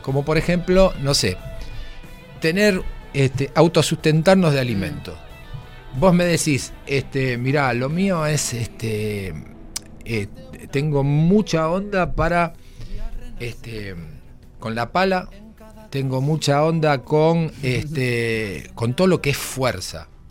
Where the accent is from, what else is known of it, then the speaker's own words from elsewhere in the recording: Argentina; moved away; Soy argentino.